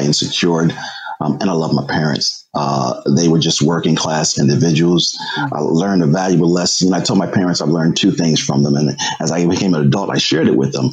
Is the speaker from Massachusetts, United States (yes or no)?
yes; Springfield, Massachusetts, United States; I was a shy kid growing up in Springfield, Massachusetts.